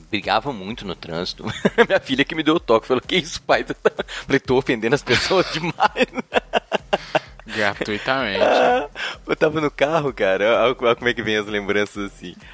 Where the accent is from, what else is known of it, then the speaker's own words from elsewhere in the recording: Belo Horizonte, Minas Gerais, Brazil; eu sou né, de Belo Horizonte, então eu circulo por né, Belo Horizonte, contagem.